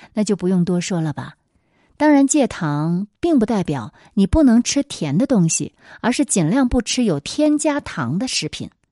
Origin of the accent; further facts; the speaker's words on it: China; 我们中国人